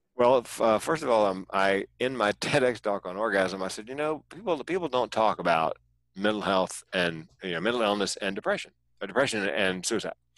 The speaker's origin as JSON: {"language": "English", "region": "North Carolina", "country": "United States", "tie": "born or raised there", "also_born_or_lived": "California", "moved": "as an adult", "said": "moving from North Carolina, where I was born and raised, to California"}